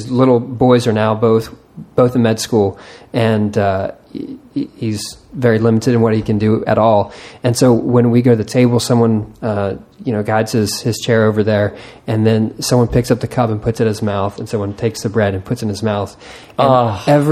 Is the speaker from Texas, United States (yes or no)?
yes; Texas, United States; I'm Texan